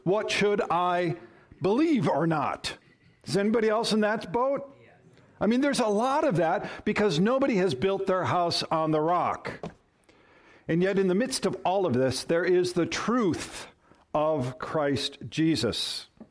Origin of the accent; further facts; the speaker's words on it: Minnesota, United States; moved away; I come from Minnesota